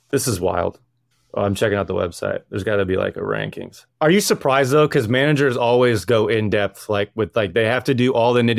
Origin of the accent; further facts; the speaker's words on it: Indiana, United States; because I'm from Indiana